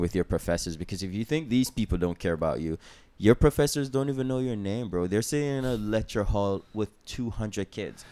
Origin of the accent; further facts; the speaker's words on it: Jamaica; I'm from Jamaica